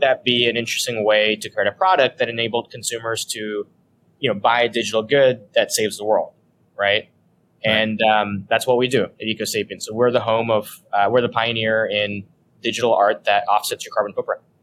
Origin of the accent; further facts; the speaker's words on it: San Diego, California, United States; moved away as an adult; also born or lived in Los Angeles / San Francisco; now in New York, United States; I grew up in California, except I grew up in the southern part in San Diego